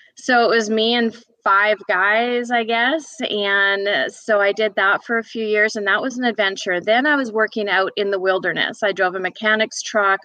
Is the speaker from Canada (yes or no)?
yes; Fort St. John, British Columbia, Canada; moved away as an adult; also born or lived in Edmonton, Alberta; now in Georgia, United States; I grew up way up in Fort St. John, British Columbia